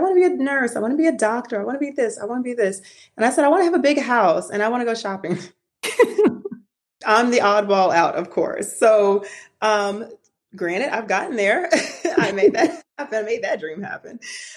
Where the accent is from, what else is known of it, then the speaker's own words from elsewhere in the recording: Atlanta, Georgia, United States; I grew up here in Atlanta for the most part